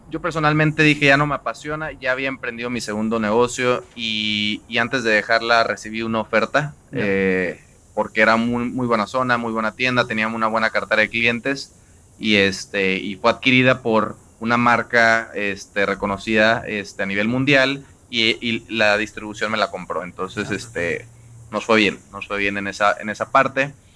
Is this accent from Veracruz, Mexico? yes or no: yes; Xalapa, Veracruz, Mexico; yo soy de Jalapa, Veracruz